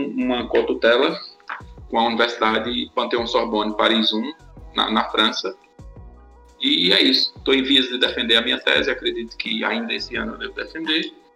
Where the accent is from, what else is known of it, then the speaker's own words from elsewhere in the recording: Farias Brito, Ceará, Brazil; sou daqui do Cariri, de Farias Brito